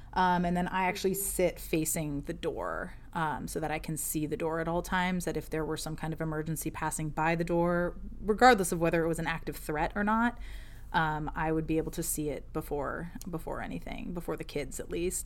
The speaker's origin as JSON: {"language": "English", "region": "Ohio", "country": "United States", "moved": "yes", "lives_now": "Alexandria, United States", "said": "originally from Ohio, in the Midwest of the U, of the United States, uh, from a very small town between Cleveland and Akron. Um, but now I live in Alexandria, Virginia"}